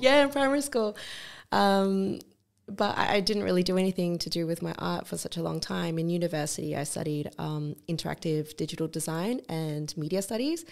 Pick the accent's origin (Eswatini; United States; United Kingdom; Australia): Australia; growing up in Australia